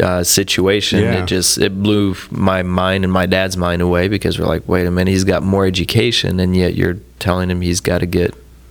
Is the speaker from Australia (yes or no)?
no; France; moved away; I was born and raised in France.